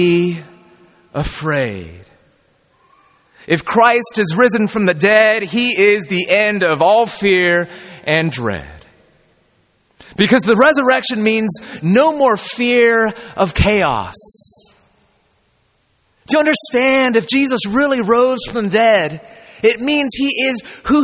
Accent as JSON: {"language": "English", "region": "California", "country": "United States", "said": "I'm from California"}